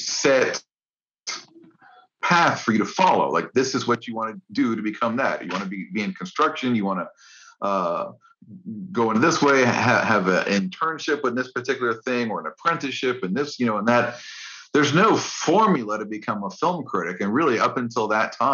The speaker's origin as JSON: {"language": "English", "town": "Orlando", "region": "Florida", "country": "United States", "tie": "born or raised there", "said": "I was reading my film critic at my hometown newspaper, which was the Orlando Sentinel"}